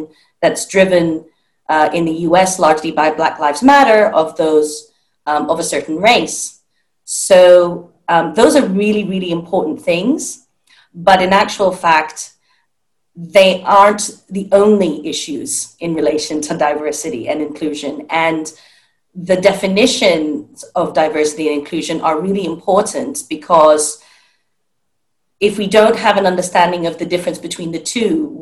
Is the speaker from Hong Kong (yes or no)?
yes; Hong Kong; I grew up in Hong Kong